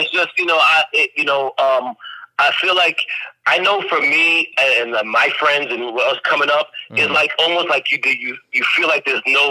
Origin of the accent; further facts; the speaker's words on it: New York City, New York, United States; also born or lived in London / Atlanta; although I was born in London, I grew up in Brooklyn.